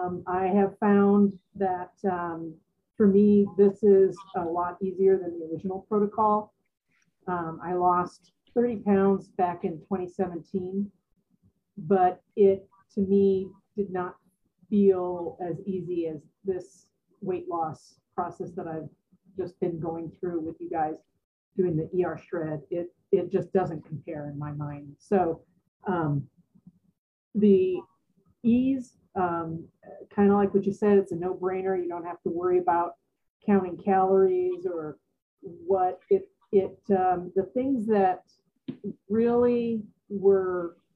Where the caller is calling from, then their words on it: Colorado, United States; I'm in Colorado.